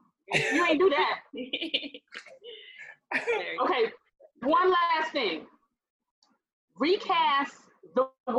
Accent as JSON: {"language": "English", "town": "Compton", "region": "California", "country": "United States", "said": "I'm from Compton."}